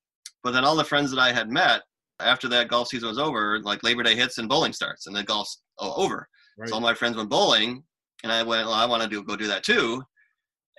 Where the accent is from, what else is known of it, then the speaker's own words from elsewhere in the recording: Rochester, New York, United States; also born or lived in Kentucky / Michigan; I grew up here in Rochester, lived here my whole life except for a couple of years